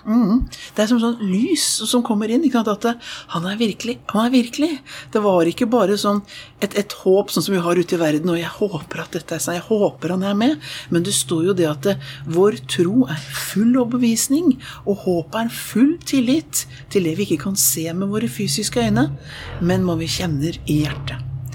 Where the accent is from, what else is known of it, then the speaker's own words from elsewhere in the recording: Oslo, Norway; jeg vokste opp i Østre frikirke i Oslo